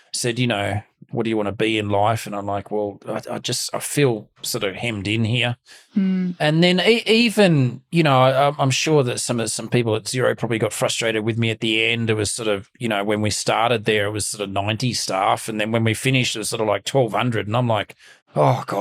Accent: Melbourne, Victoria, Australia; Growing up in Mount Waverley, which was pretty, you can't get much more sort of middle class than Mount Waverley.

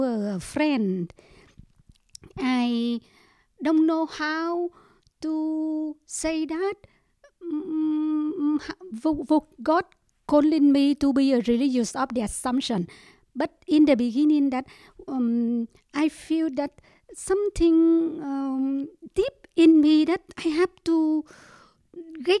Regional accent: Ho Chi Minh City, Vietnam; English is a second language; moved away; We are come from Saigon. Yeah, Saigon. My parents is come from Saigon, and I born from Saigon also.

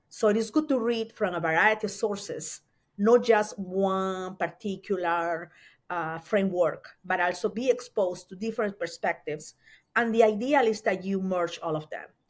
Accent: Mollendo, Arequipa, Peru; moved away as an adult; now in United States; I am from Peru. Um, I was born in a little town in the coast of Peru, and the name of the town is Mollendo

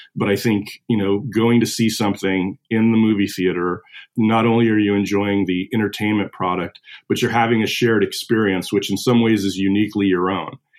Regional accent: Missoula, Montana, United States; I grew up in Western Montana in uh, Missoula

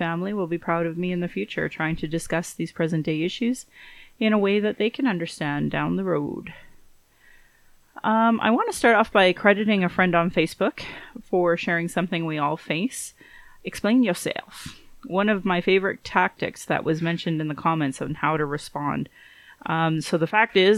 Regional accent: Calgary, Alberta, Canada; I was born in Calgary

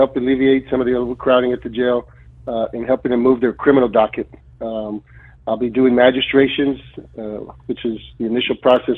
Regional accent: Edinburg, Texas, United States; moved away as an adult; now in McAllen, United States; I'm originally from Edinburg, been in McAllen the last 33 years

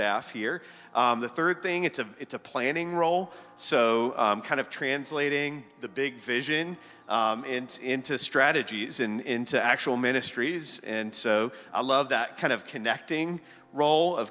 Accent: Charlotte, North Carolina, United States; moved away as an adult; we're originally from Charlotte. Janet and I met and graduated from South Mecklenburg High School back in the day

